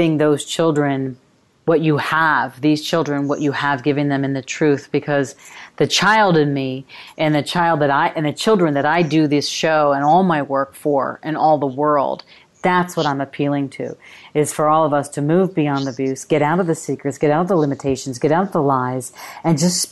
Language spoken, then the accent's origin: English; New York, United States; I grew up in New York